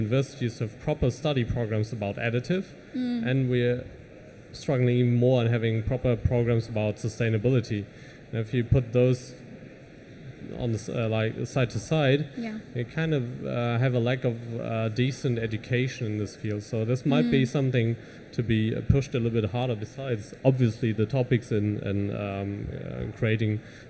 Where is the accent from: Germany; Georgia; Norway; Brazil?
Germany; accent: German; English is a second language; You could tell by my accent probably that I'm from Germany.